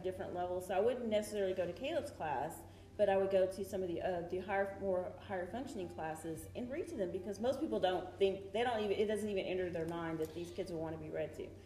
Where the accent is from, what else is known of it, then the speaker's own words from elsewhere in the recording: Coleman, Texas, United States; now in Grand Prairie, United States; I grew up in a small town in West Texas um, called Coleman